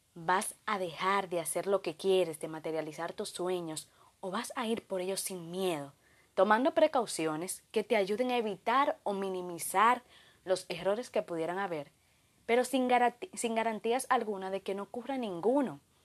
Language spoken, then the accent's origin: Spanish; Dominican Republic; de República Dominicana